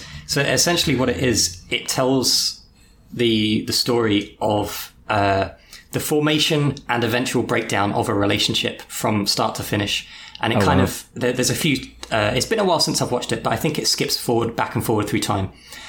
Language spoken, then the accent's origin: English; England, United Kingdom; someone like we'll mention that from England